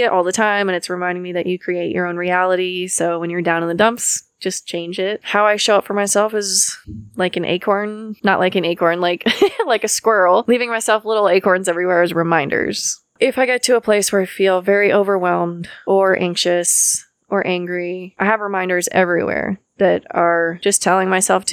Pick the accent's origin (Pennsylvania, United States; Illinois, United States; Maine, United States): Maine, United States; moved away as an adult; I'm from Maine and I moved here about 10 years ago.